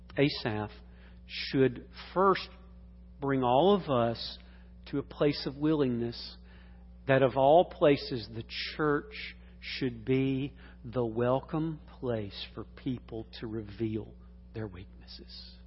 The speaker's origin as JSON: {"language": "English", "town": "Atlanta", "region": "Georgia", "country": "United States", "tie": "born or raised there", "said": "growing up in Atlanta"}